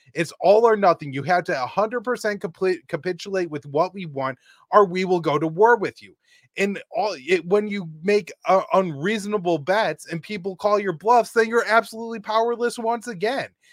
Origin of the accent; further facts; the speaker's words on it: United States; as an American